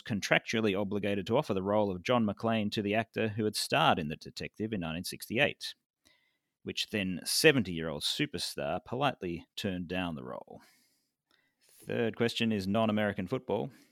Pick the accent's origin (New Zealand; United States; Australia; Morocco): Australia; Victoria; my home state of Victoria